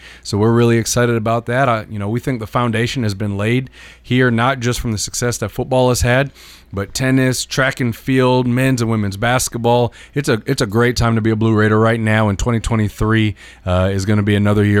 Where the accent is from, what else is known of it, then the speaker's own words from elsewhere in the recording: Chicago, Illinois, United States; also born or lived in New York / Louisiana / Mississippi; now in Tennessee, United States; born in New York, grew up in Chicago